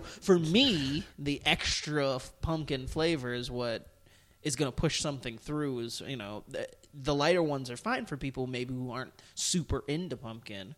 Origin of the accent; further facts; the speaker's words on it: Toledo, Ohio, United States; my hometown, Toledo Rockets